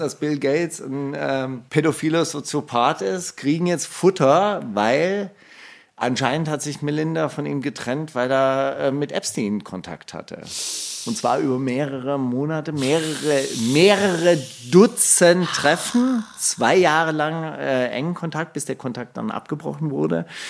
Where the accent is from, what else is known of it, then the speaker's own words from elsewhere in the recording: Stuttgart, Baden-Württemberg, Germany; ich bin ja in Stuttgart aufgewachsen